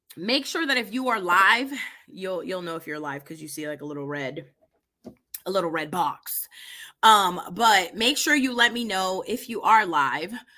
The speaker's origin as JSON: {"language": "English", "region": "East Coast", "country": "United States", "moved": "yes", "lives_now": "Indianapolis, United States", "said": "I'm originally from the East Coast"}